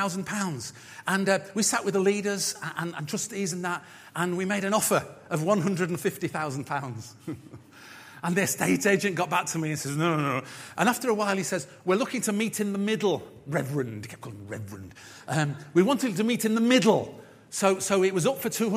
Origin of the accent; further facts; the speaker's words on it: United Kingdom; being British